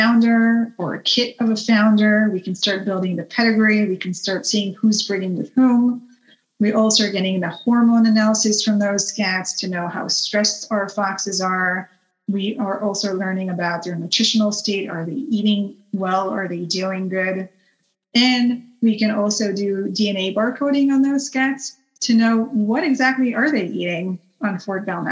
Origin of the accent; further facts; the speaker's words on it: Israel; moved away; I'm Israeli, and I was born in Israel and lived there my entire life